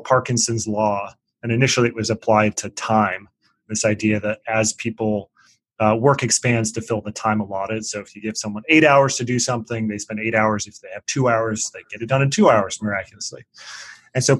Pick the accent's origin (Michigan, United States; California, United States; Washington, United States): Washington, United States; Seattle; moved away as an adult; also born or lived in East Coast; I'm from Seattle and moved to the East Coast